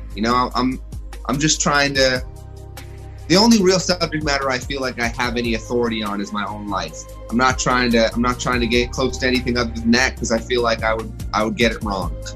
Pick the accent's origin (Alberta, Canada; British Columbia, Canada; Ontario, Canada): Ontario, Canada; Toronto; moved away as an adult; now in Los Angeles, United States; I grew up in Canada. I'm from Toronto